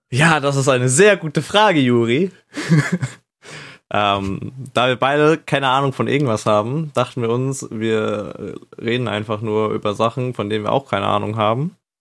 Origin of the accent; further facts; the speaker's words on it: Northern Germany, Germany; Und ich komme auch aus dem Norden.